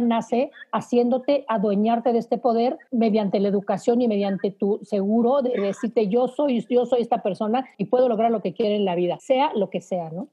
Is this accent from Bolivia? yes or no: no; Mexico; como mexicanos nada más estamos dos